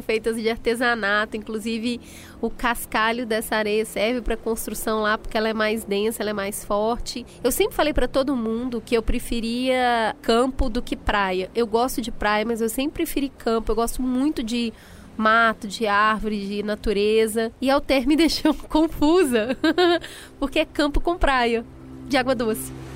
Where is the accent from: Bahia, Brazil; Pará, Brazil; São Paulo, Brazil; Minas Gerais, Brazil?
Minas Gerais, Brazil; Eu nasci em Minas